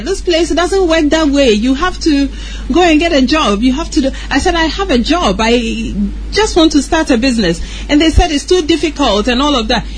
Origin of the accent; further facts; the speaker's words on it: Ghana; moved away as an adult; also born or lived in United States; I was born in Ghana, grew up in Ghana